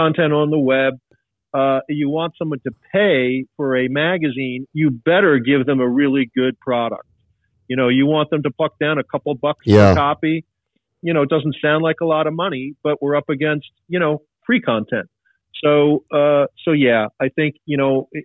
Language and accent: English; Long Island, New York, United States; I grew up on Long Island.